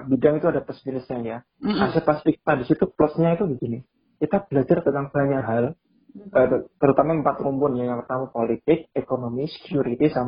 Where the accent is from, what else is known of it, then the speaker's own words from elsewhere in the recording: Pati, Central Java, Indonesia; saya studinya ya dari SD sampai MA di Pati Jawa Tengah di kampung halaman saya.